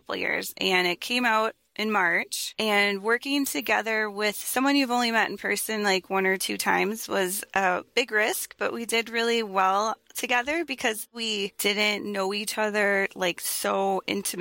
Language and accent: English; Minneapolis, Minnesota, United States; I grew up in Minneapolis